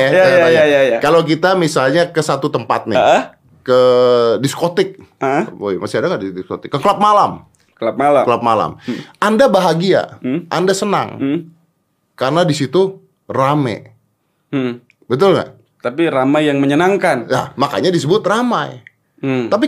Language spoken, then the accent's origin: Indonesian; West Java, Indonesia; ini gue ngomong nih lo tanya Sunda bukan Sunda gue Sunda